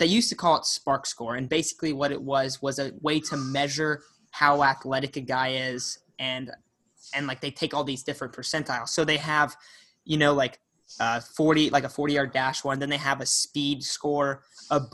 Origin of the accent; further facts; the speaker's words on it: San Diego, California, United States; I grew up in San Diego